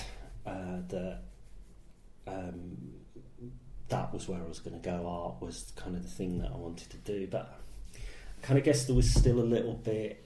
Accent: Birmingham, West Midlands, United Kingdom; moved away; I grew up in Great Bar in Birmingham, and that is somewhere that I still go back and I visit people I know, and I kind of like being from there.

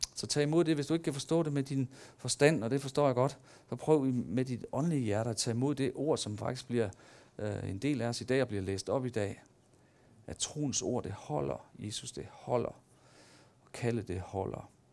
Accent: Denmark; der ligger i os som mennesker, og som danskere

